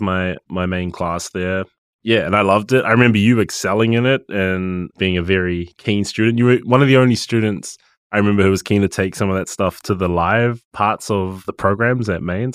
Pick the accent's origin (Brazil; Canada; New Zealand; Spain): New Zealand; Gisborne; moved away as an adult; now in Auckland, New Zealand; I'm, I'm from Gisborne